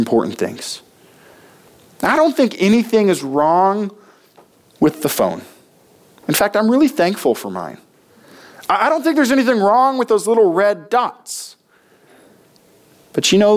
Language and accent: English; United States; we as American Christians